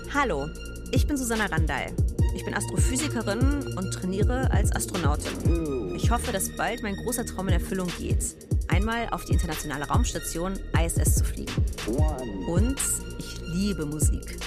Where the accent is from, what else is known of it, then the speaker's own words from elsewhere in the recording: Halle, Saxony-Anhalt, Germany; meiner Heimatstadt Halle